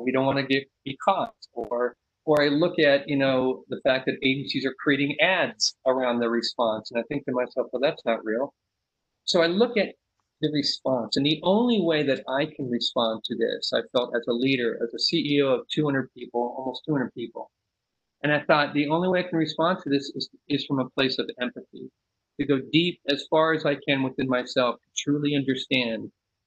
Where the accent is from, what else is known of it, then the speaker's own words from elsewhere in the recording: San Leandro, California, United States; I'm from the Bay Area. I grew up in San Leandro.